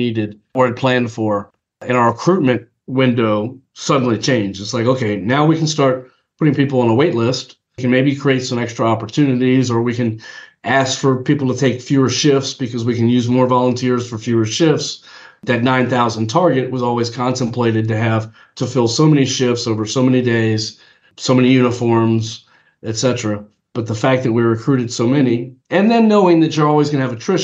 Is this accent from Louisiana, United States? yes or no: yes; New Orleans, Louisiana, United States; born and raised in New Orleans